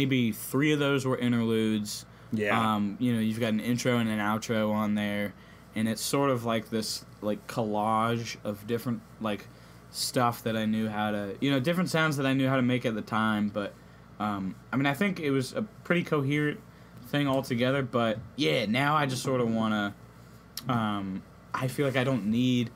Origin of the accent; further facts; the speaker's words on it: Charlottesville, Virginia, United States; growing up in Charlottesville